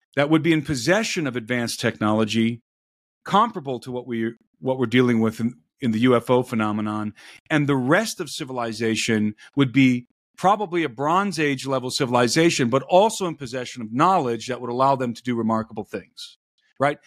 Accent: Brook Park, Ohio, United States; I grew up in Brook Park, Ohio

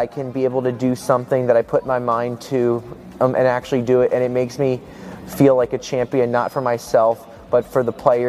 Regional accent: Bethesda, Maryland, United States; moved away as an adult; also born or lived in Boston, Massachusetts; I'm originally from Bethesda, Maryland, but I'm moving to Boston, Massachusetts

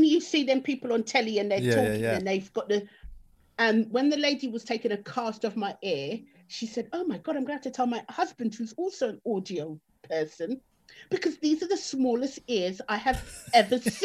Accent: London, United Kingdom; I'm a Tottenham girl, really. As in, that's where I spent my formative years.

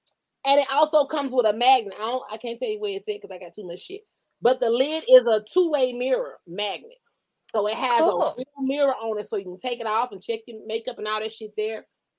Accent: Georgia, United States; I'm like, I'm from Georgia. We used to choose the niggas.

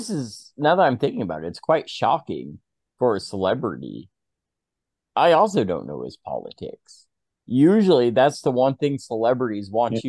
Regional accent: United States; As an American

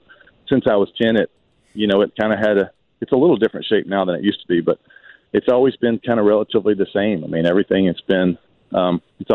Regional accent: Georgia, United States; the friends I grew up with in my hometown. They travel up here all the time to go to Braves games. The state of Georgia

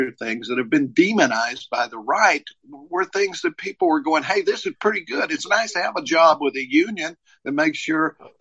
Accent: Tennessee, United States; I had the accent, of course, and you know, I was from Tennessee

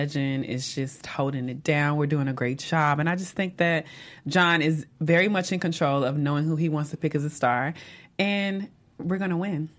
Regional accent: Dallas, Texas, United States; I'm from Dallas, Texas

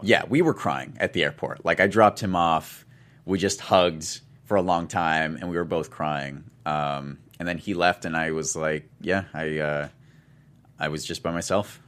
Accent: Tumwater, Washington, United States; moved away; I'm from, uh, I'm from Tumwater

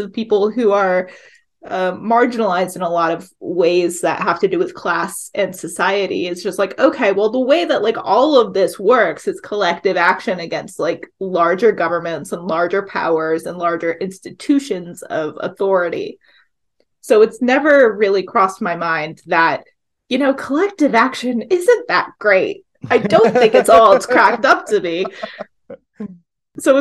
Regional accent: the South, United States; also born or lived in Appalachia, Virginia; now in Hudson Valley, United States; I grew up in the South, and there's a lot of needs for mm-hmm. unions where mm-hmm. I grew up

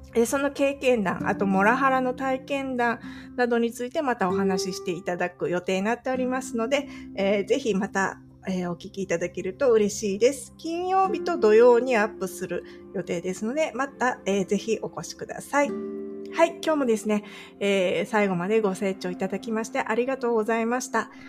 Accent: Japan; moved away as an adult; now in California, United States; 日本に帰ったら、まあ私の地元に住もうかなって、親もいるしな

